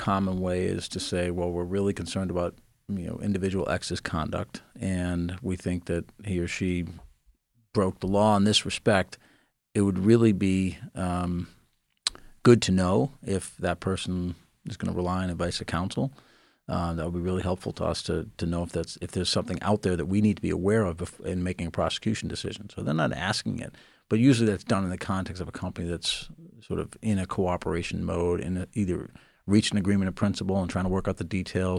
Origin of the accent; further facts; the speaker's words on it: Boston, Massachusetts, United States; I was born and raised in the Boston area, and I practice a lot in Boston.